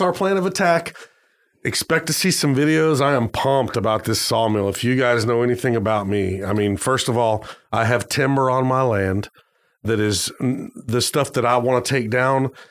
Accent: Arizona, United States; moved away; I grew up in Arizona for a while

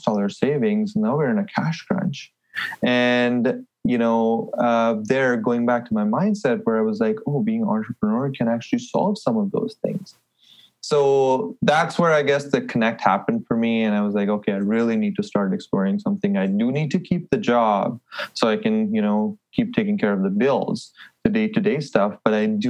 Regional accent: Delhi, India; moved away as an adult; also born or lived in Halifax, Canada; now in Edmonton, Canada; I'm from Delhi, so a big, busy city.

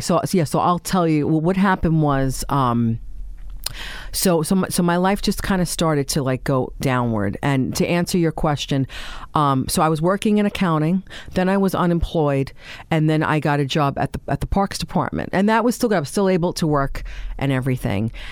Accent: New York City, New York, United States; we grew up in Staten Island, uh, in Tottenville, actually

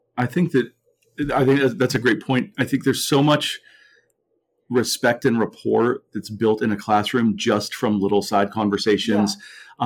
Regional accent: Mount Lebanon, Pennsylvania, United States; I grew up in Mount Lebanon

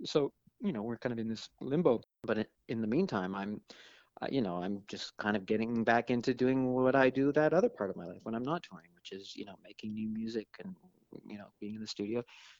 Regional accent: Toronto, Ontario, Canada; I mean, I have to admit, when I was a kid in the 70s growing up in Toronto, it was a bit boring.

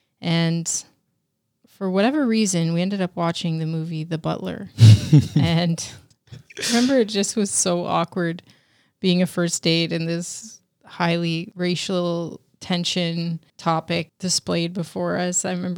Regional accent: Canada; And I don't think I even understood the history because I was a kid and we're from Canada

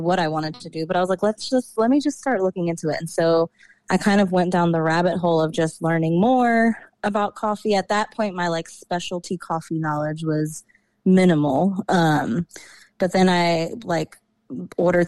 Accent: New York, United States; moved away as an adult; also born or lived in DMV area (Washington DC metropolitan area); now in DMV area (Washington DC metro), United States; I was born and raised in New York

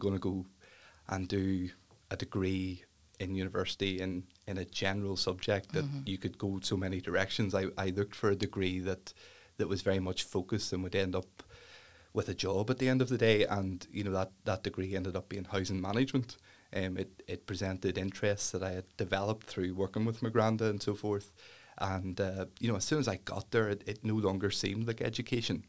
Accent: Ballynahinch, Northern Ireland, United Kingdom; I'm from Ballinahinch.

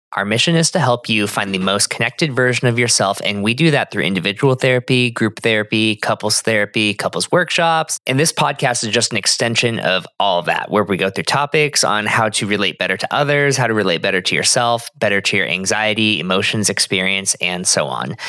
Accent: Arizona, United States; I'm from Arizona.

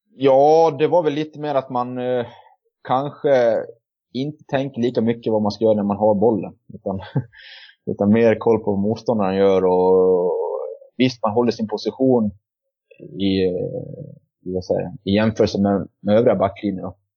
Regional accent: Borlänge, Dalarna County, Sweden; jag kommer från Borlänge och bor för tillfället i Borlänge

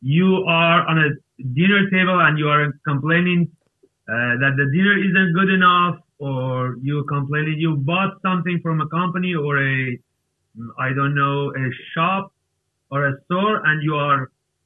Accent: Iran; English is a second language; I am from Iran.

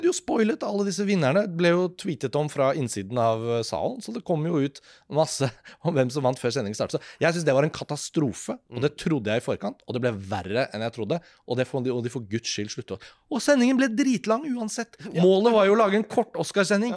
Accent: Norway; hjemme i Norge

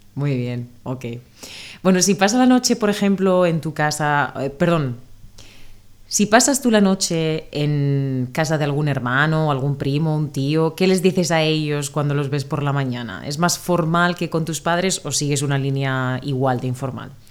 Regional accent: Spain; de España

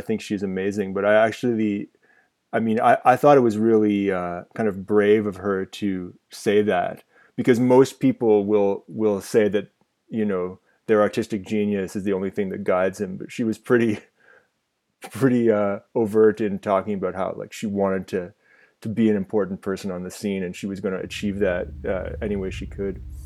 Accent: Ottawa, Ontario, Canada; growing up in Ottawa in the nineties

